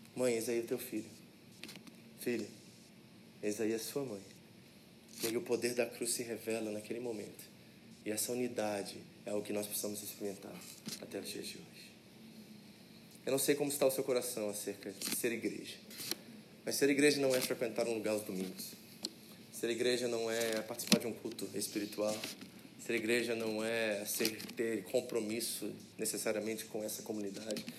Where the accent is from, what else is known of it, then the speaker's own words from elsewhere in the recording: Rio de Janeiro, Brazil; also born or lived in United States; now in Japan; eu, que vim lá do Rio de Janeiro, né, vivi um tempo nos Estados Unidos